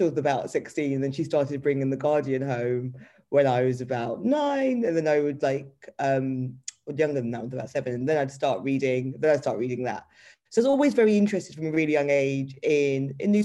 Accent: London, United Kingdom; I grew up in East London in Canning Town

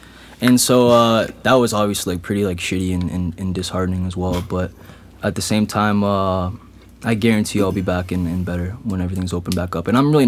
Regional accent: Kitchener, Ontario, Canada; It doesn't matter if it's in Kitchener-Waterloo, like my hometown.

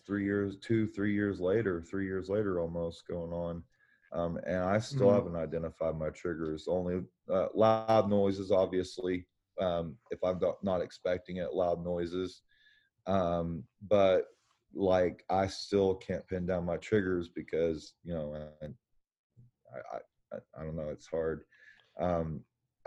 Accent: Oklahoma, United States; as a kid growing up in Oklahoma

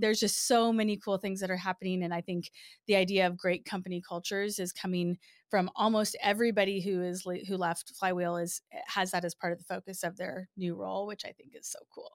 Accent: Nebraska, United States; moved away as an adult; I grew up in Nebraska.

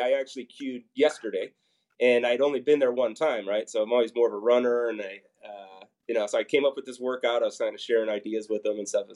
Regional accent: Papillion, Nebraska, United States; I grew up in Papillion, um, so I've got strong roots there

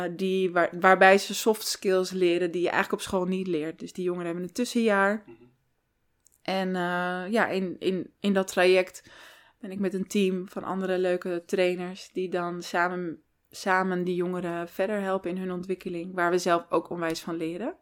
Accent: Amsterdam, North Holland, Netherlands; born or raised there; also born or lived in Santa Marta, Colombia / Taganga, Colombia / Dordrecht

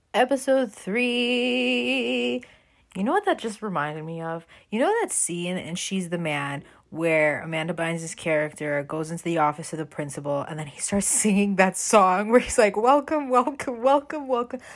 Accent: Toronto, Ontario, Canada; when I was a kid growing up in Toronto

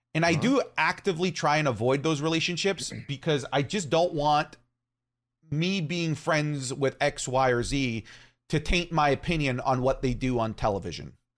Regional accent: St. Thomas, Ontario, Canada; in my hometown of St. Thomas, Ontario

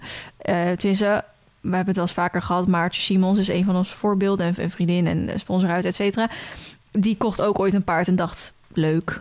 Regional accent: Randstad, Netherlands; moved away; ik kom uit de Randstad. Dus dat is ook wel... Ik kom uit de stad, ben naar een dorp

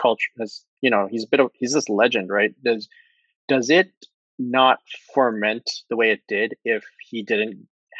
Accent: Toronto, Ontario, Canada; my hometown bias

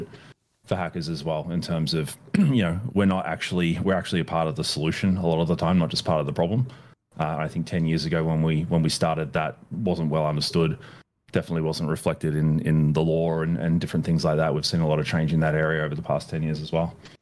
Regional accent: Australia; moved away as an adult; now in Bay Area, United States; I'm still an Australian citizen and still, you know, go back there pretty frequently, but the US is where I call home.

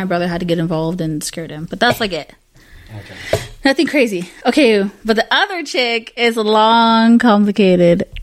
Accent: Salinas, California, United States; also born or lived in Castroville, California; I grew up in Salinas

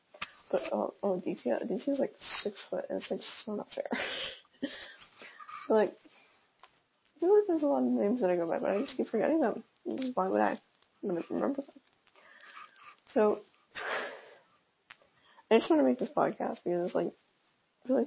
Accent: Texas, United States; now in Virginia, United States; I live in Virginia. I'm from Texas

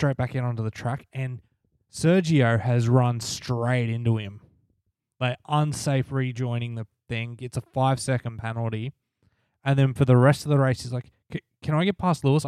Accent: Australia; we're Australian.

